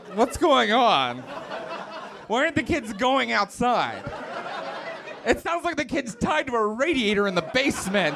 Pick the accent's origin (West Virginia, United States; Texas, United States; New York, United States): West Virginia, United States; Morgantown; moved away; I grew up in West Virginia